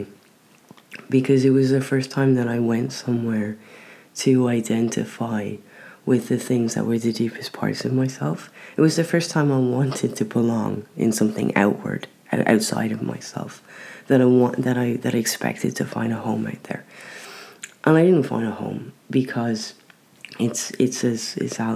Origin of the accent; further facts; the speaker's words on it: Ireland; moved away; I don't have a problem with being Irish